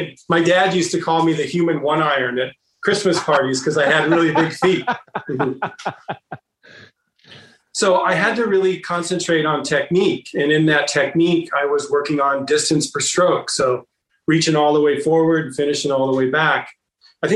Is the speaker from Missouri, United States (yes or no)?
no; Bay Area, California, United States; I grew up in the Bay Area